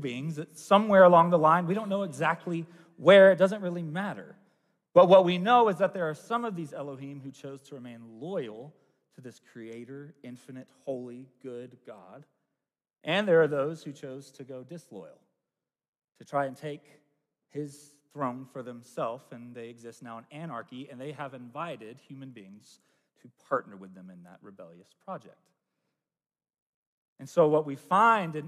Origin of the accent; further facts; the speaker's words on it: United States; as a American